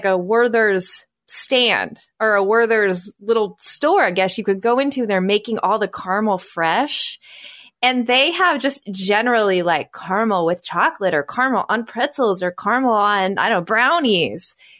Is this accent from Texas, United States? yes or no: no; Oklahoma, United States; now in Chicago, United States; I grew up in Oklahoma, so coming to Chicago, like I learned a whole new way to eat a hot dog.